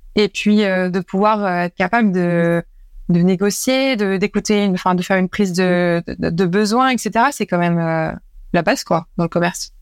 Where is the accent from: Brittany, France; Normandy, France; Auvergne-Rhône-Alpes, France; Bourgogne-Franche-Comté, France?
Normandy, France; moved away as an adult; also born or lived in Paris; je suis normande de base